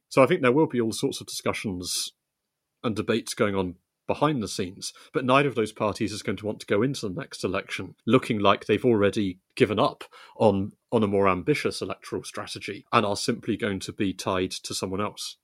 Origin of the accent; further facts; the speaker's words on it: West Country, South West England, United Kingdom; I grew up in the West Country